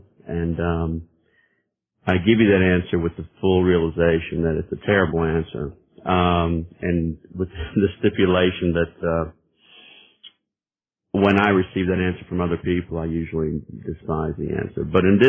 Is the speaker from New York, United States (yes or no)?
no; Birmingham, Alabama, United States; Well, I'm born and raised in Birmingham, Alabama. Kind of a diverse background, not your typical Southern Deep South background.